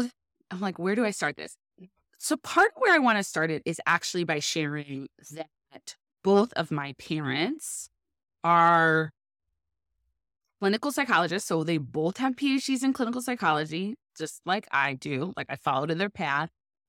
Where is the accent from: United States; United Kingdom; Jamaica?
United States; Pasadena, California; moved away as an adult; now in Chicago, United States; I am from Pasadena. It's just outside of L.A., so just north of downtown L.A., and it's where the Rose Bowl is. As a point of reference, I actually kind of grew up across the street from the Rose Bowl.